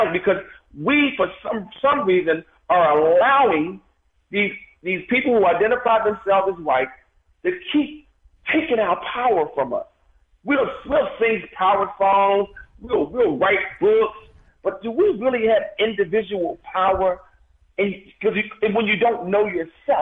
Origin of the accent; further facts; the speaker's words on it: United States; as American Africans